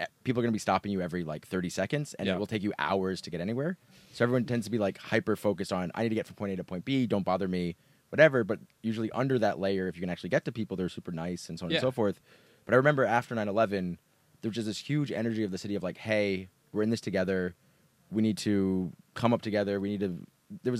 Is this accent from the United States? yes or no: yes; New York City, New York, United States; also born or lived in Berkeley; I'm a New Yorker, born and raised there